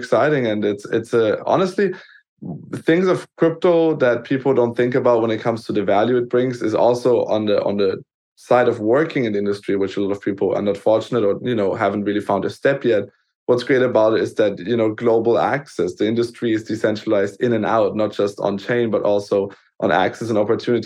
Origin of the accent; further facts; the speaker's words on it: Germany; growing up in Germany as kind of, you know, first generation